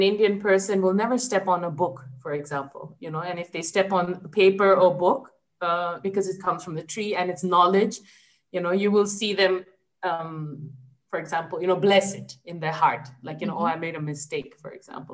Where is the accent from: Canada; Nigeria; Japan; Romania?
Japan; I was born and brought up in Japan